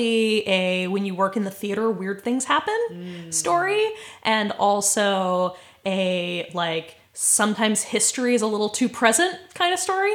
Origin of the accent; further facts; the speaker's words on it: United States; I am an American